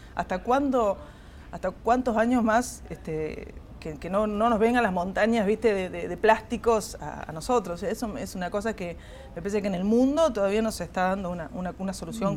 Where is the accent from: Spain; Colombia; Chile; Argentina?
Argentina; Córdoba; tengo casi 50 años y, nunca me fui de Córdoba